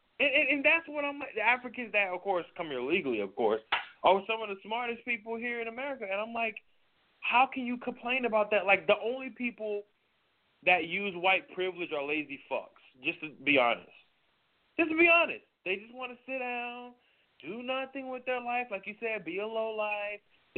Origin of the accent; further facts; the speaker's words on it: New York, United States; Like, I'm from New York, dude.